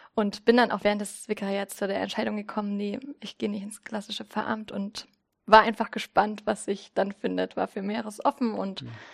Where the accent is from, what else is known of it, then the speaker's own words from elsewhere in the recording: Zittau, Saxony, Germany; moved away as an adult; also born or lived in Berlin; now in Greifswald, Germany; ich komme ursprünglich aus Zittau und Sachsen